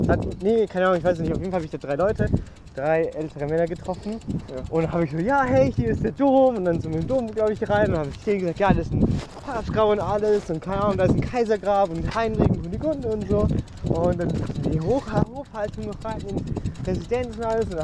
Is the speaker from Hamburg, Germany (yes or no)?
no; Bamberg, Bavaria, Germany; wir kommen ja aus Bamberg und ich habe es immer sehr interessant gefunden, was denn eigentlich so Bamberg war, was da Geschichten drin sind.